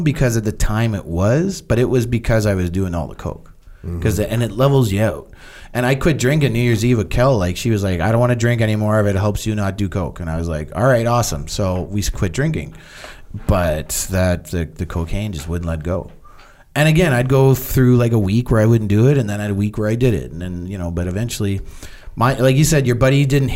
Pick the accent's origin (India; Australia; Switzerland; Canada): Canada; I'm Canadian